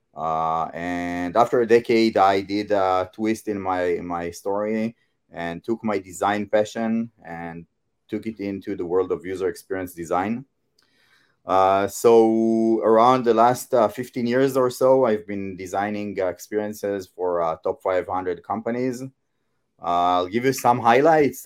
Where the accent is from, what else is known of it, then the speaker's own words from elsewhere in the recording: Israel; I come from Israel and in my local market, I, uh, I teach user experience